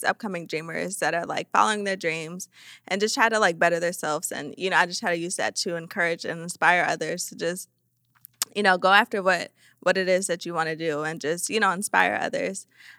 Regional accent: Lansing, Michigan, United States; moved away as an adult; now in Houston, United States

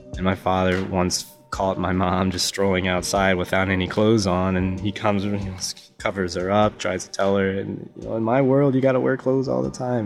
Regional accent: United States; I grew up in America

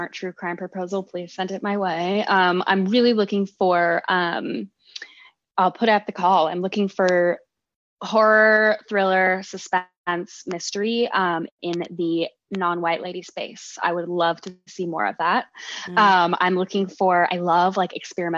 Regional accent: Colorado, United States; When I was growing up, I grew up in Colorado

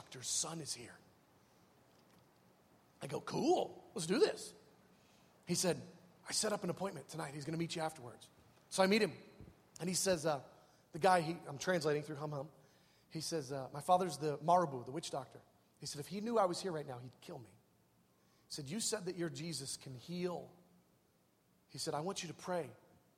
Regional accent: United States; I'm a missionary from America.

